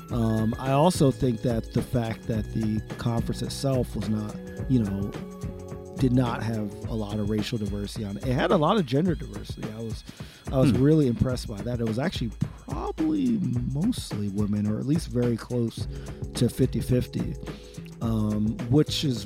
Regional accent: New Jersey, United States; North Jersey, son.

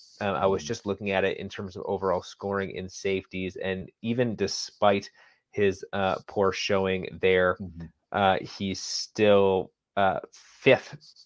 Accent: New England, United States; since I'm from New England

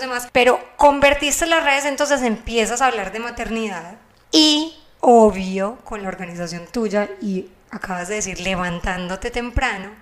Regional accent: Medellín, Antioquia, Colombia; accent: Paisa; Carolina obviamente es colombiana, como yo, somos de Medellín

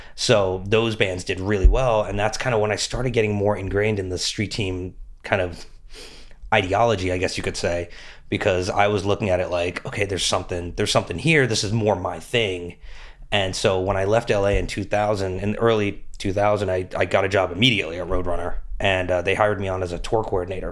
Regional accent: Metuchen, New Jersey, United States; moved away as an adult; also born or lived in Los Angeles; I'm from Metuchen

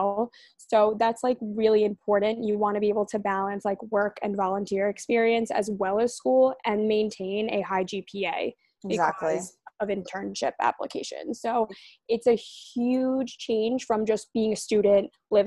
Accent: New York City, New York, United States; I'm from Rockaway Beach, New York. That's in the five boroughs in New York City

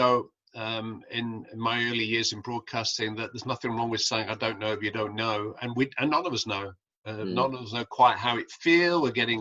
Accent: Bury, North West England, United Kingdom; moved away as an adult; also born or lived in Merseyside / Wirral; I'm from Bury.

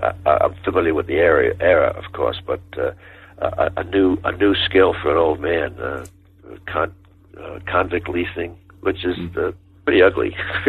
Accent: Texas, United States; accent: Southern Texas; And I hope you don't mind my Southern Texas accent.

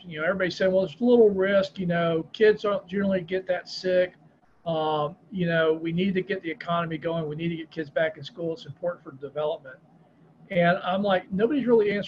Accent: Florida, United States; my home state of Florida

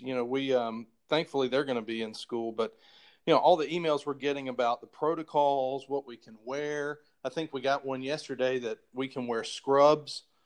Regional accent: Chapel Hill, North Carolina, United States; now in Atlanta, United States; I grew up right outside of Chapel Hill, North Carolina

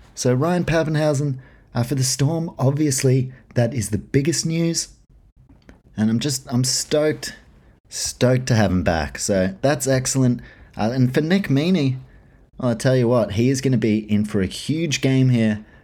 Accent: New Zealand; as a Kiwi

